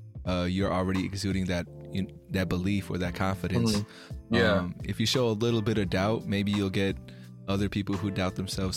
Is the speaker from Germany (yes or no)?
no; Philippines; I mean, you know, I'm Filipino, but everyone tells me I look like any other kind of Asian.